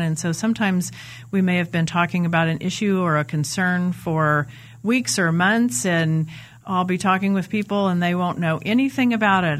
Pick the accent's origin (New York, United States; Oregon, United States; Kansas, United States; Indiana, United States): Kansas, United States; Manhattan; moved away as an adult; now in Wichita, United States; I grew up in Manhattan, Kansas. My dad taught at the university there, so I Grew up there, went to college there, and then moved to Wichita in nineteen eighty-six